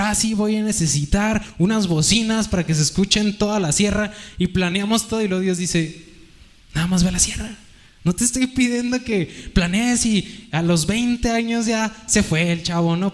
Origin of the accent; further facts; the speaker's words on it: Mexico; como buenos mexicanos